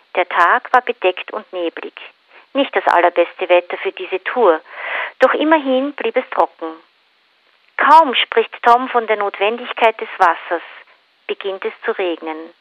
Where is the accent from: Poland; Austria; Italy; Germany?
Austria; moved away; also born or lived in New Zealand; ich, ich komme aus Österreich